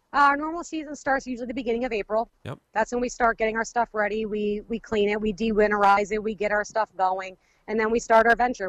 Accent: United States; We, we live in Wayne County, um, both my parents, myself, and my children, my husband

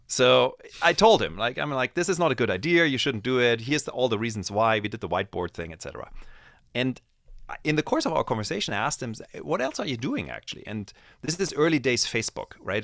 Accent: Germany; moved away; I grew up in Germany

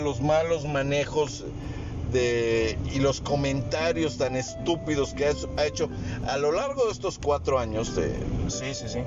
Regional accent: Mexico; Yo soy mexicano y estoy en México

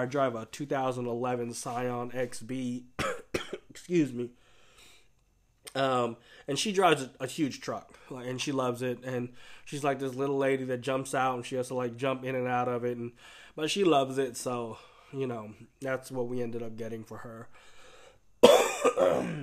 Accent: Oakland, California, United States; growing up in Oakland

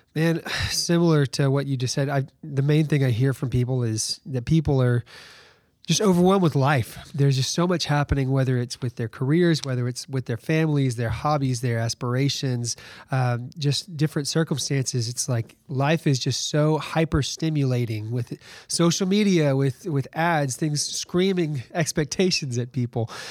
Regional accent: Alabama, United States; moved away as an adult; now in Virginia, United States; I'm from Alabama. I was born and raised there

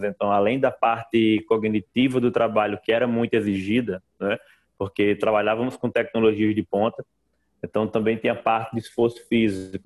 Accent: Mossoró, Rio Grande do Norte, Brazil; moved away as an adult; now in Macaé, Brazil; eu sou, sou oriundo do Nordeste, né? De Mossoró, que é uma cidade ali no semiárido nordestino

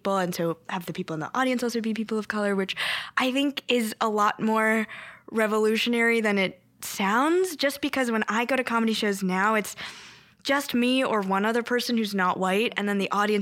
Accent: Bay Area, California, United States; first language Korean; English is a second language; moved away as an adult; I loved growing up in the Bay Area.

